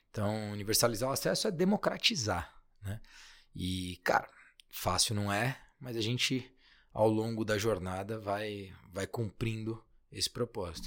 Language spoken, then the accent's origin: Portuguese; Guarulhos, São Paulo, Brazil; moved away as an adult; also born or lived in United States / Germany / Portugal; Na verdade, eu sou de Guarulhos